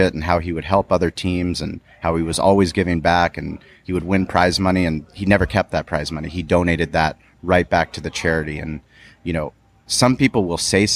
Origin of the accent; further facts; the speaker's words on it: San Diego, California, United States; I grew up with him in La Jolla.